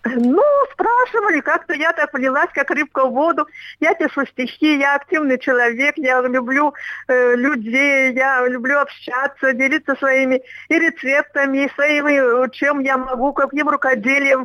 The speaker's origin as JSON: {"language": "Russian", "town": "Bobruisk", "region": "Mogilev Region", "country": "Belarus", "tie": "born or raised there", "also_born_or_lived": "Gomel Region, Belarus / Germany / Tomsk Oblast, Russia", "moved": "as an adult", "lives_now": "Omsk, Russia", "said": "Потом с родителями в 53 году мы переехали в Бобруйск. Это тоже в Беларуси"}